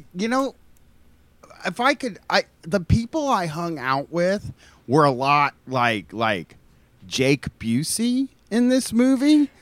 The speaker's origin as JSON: {"language": "English", "town": "Groveport", "region": "Ohio", "country": "United States", "said": "I'm from Groveport, Ohio"}